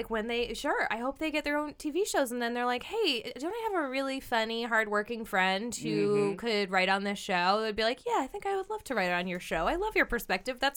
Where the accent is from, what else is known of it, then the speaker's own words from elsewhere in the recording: Midwest, United States; I mean, this as a Midwesterner, probably.